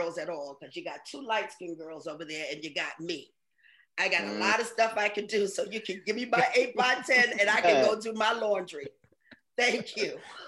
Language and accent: English; New York City, New York, United States; I grew up in Harlem